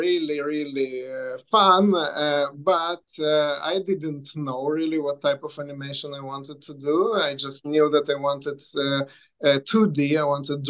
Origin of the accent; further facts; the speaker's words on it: Lithuania; also born or lived in Israel; now in Vancouver, Canada; I was born in Lithuania, and then I lived in Israel for a while, and I came to Vancouver to study animation.